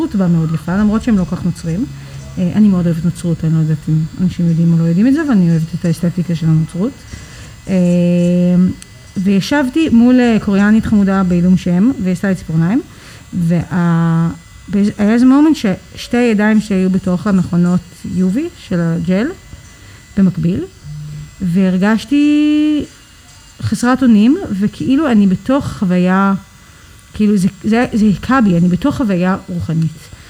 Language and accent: Hebrew; Tel Aviv, Tel Aviv District, Israel; also born or lived in New York; נולדתי בניו יורק, גדלתי בתל אביב, עלינו כשהייתי בת עשר. אה, ובגדול מגיל עשר אני תל אביבית לכל דבר.